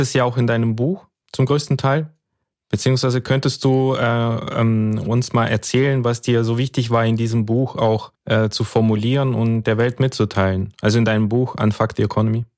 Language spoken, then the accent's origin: German; Karaganda Region, Kazakhstan; now in Germany; also im Prinzip wie ich auch. Ich bin da, äh, habe da auch meine Kindheit verbracht